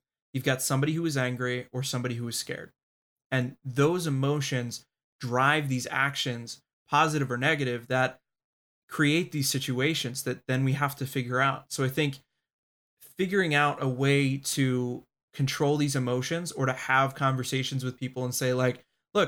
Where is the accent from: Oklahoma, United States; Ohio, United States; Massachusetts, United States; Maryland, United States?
Maryland, United States; Baltimore; moved away; also born or lived in Washington, D.C.; I was born in Baltimore. I lived in DC for 4 years